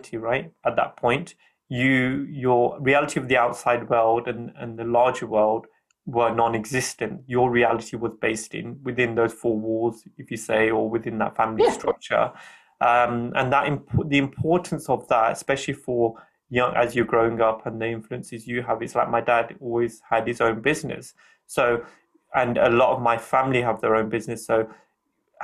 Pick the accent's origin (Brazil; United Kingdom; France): United Kingdom; I'm from an Indian background. So my Indian culture is very strong. But then I have a British culture as well, because I'm born here